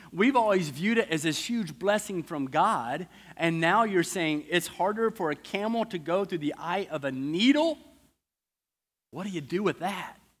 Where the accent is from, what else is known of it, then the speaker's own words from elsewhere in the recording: the South, United States; I'm from the South.